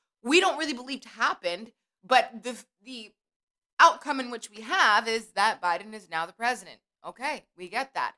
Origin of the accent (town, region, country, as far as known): United States